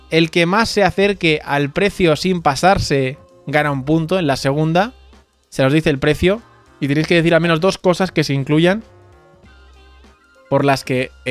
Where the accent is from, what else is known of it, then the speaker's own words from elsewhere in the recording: Galicia, Spain; Vengo de Galicia y quería jugar como pues con vosotros a este juego.